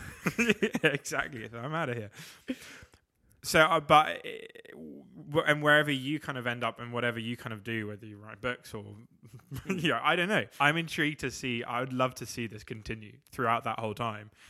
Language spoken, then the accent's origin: English; England, United Kingdom